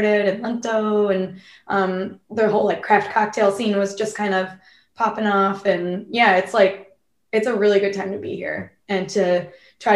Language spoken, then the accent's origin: English; Hanson, Massachusetts, United States; moved away as an adult; also born or lived in Boston; now in Rochester, United States; I'm from Hanson. It's a small town south of Boston, about 45 minutes driving south. And that's where I grew up, really small town.